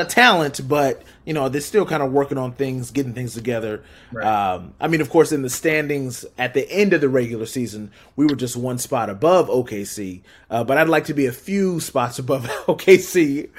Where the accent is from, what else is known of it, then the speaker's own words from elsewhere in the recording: Southern California, United States; now in Portland, United States; I am a Portland transplant, born and raised in Southern California